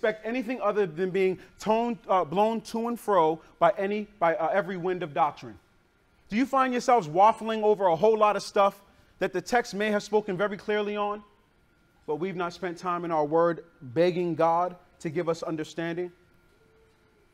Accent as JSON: {"language": "English", "town": "Boston", "region": "Massachusetts", "country": "United States", "tie": "born or raised there", "moved": "yes", "said": "I grew up in Boston, Massachusetts"}